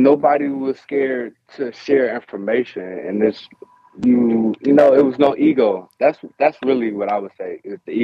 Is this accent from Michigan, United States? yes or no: yes; Detroit, Michigan, United States; moved away; I'm from Detroit, Michigan